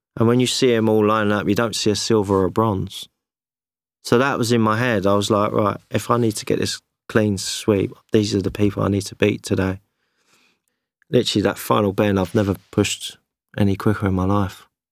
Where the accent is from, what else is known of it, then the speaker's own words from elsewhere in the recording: London, United Kingdom; British, I was from London